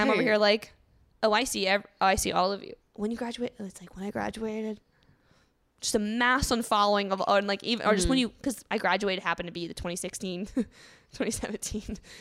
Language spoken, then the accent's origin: English; the South, United States; I am from, like I said, a very Southern, very conservative place